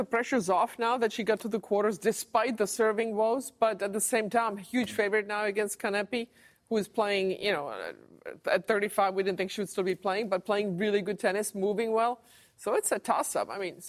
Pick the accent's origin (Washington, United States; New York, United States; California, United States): Washington, United States; Seattle; I'm from Seattle.